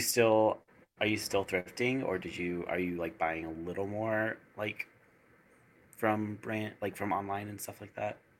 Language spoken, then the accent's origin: English; East Coast, United States; moved away; also born or lived in the desert (western US); I was born on the East Coast